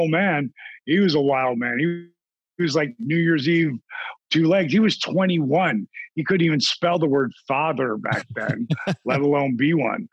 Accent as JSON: {"language": "English", "town": "Point Pleasant", "region": "New Jersey", "country": "United States", "tie": "born or raised there", "said": "I grew up in Point Pleasant, New Jersey"}